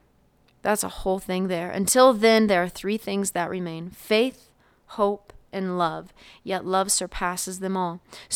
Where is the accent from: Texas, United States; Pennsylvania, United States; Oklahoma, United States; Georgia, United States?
Oklahoma, United States; I was just going to stop by the church that I grew up in there in Oklahoma.